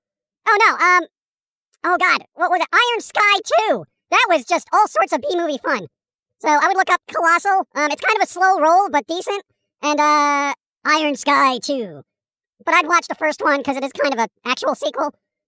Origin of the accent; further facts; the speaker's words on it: England, United Kingdom; Because I'm English, I should be all like, oh, 007, like I got a valid opinion on it, you know?